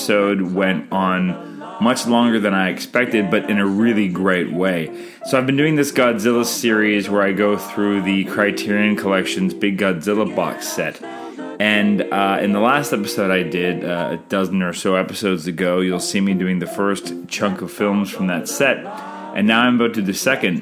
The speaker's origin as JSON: {"language": "English", "country": "Canada", "said": "Canadian filmmaker"}